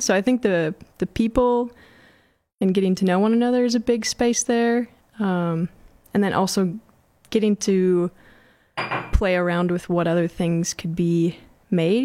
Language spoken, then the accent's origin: English; Mankato, Minnesota, United States; moved away as an adult; also born or lived in Morris, Minnesota; I'm from Mankato and just moved back almost two years ago.